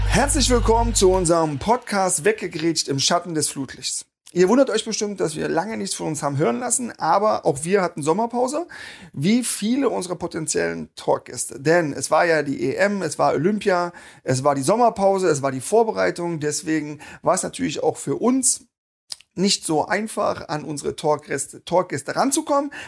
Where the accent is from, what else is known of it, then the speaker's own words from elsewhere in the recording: near Wernigerode, Saxony-Anhalt, Germany; also born or lived in Wolfsburg; now in Berlin, Germany; Ich komme nicht aus der Nähe von Wernigerode